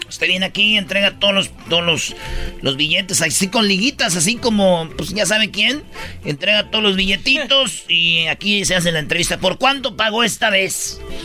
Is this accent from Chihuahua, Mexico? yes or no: no; Michoacán, Mexico; Yo soy, pues, de Michoacán